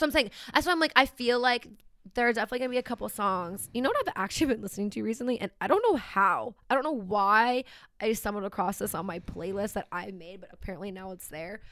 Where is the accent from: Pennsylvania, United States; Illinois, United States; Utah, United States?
Pennsylvania, United States; Philadelphia; moved away; I'm from Philly area